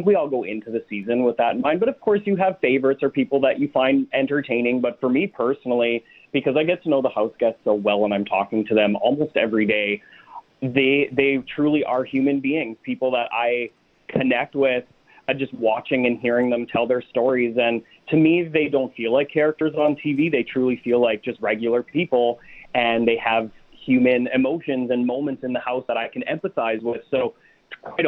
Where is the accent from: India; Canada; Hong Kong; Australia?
Canada; Winnipeg, Manitoba; I'm from Winnipeg, so I'm flying home tomorrow